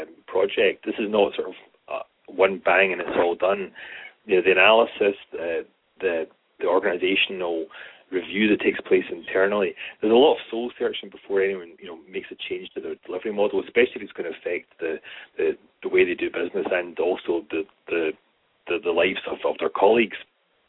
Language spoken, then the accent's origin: English; Scotland, United Kingdom; accent: Scottish; speaking as a Scotsman